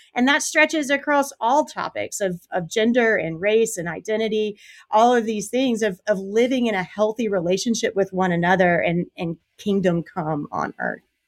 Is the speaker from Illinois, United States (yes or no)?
no; South Carolina, United States; born and raised in South Carolina